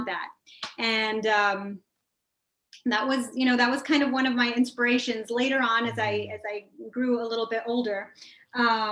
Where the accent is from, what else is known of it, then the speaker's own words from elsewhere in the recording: Rio Grande Valley, Texas, United States; moved away as an adult; now in Washington, D.C., United States; I'm from the Rio Grande Valley in Texas, and you know, it's an impoverished area